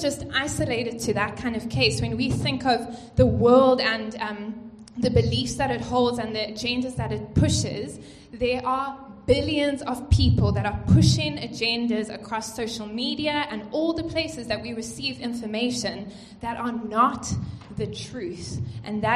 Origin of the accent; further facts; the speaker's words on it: East London, Eastern Cape, South Africa; moved away as an adult; I came from the Eastern Cape in East London, and I came up here to study, and I just haven't left.